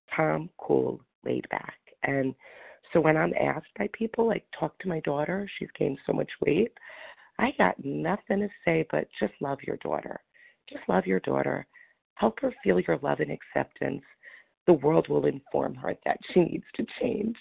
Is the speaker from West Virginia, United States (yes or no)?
no; New York, United States; now in Florida, United States; I'm from New York, but I'm in Florida